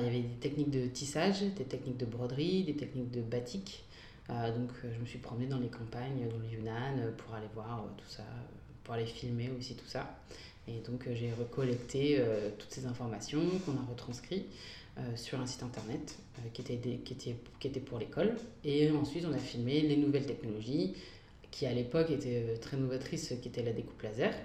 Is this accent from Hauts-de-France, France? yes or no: yes; Mouvaux, Hauts-de-France, France; moved away as an adult; also born or lived in Sicily, Italy / Bologna, Italy; je suis originaire d'une petite ville qui s'appelle Mouvou, à côté de Lille, où j'ai passé euh, toute euh, mon enfance et adolescence jusqu'à mes 18 ans.